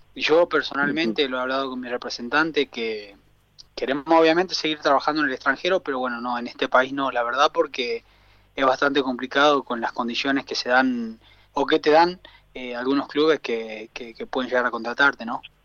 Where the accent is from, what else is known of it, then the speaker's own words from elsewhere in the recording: Salta, Argentina; moved away as an adult; also born or lived in Buenos Aires, Argentina / Potosí, Bolivia; now in El Salvador; yo soy una persona simple del norte de Argentina, soy de Salta Capital